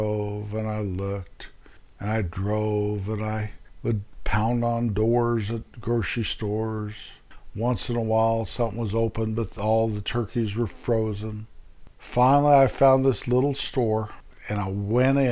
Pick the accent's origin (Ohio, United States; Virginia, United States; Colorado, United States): Colorado, United States; moved away as an adult; also born or lived in Midwest; we moved from a little town I was raised in Colorado, to the Midwest